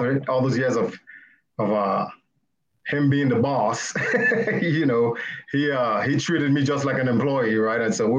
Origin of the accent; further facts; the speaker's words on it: Saint Thomas, U.S. Virgin Islands; Well, so as you said earlier, I grew up in the Virgin Islands, St. Thomas to be exact, the best island, right?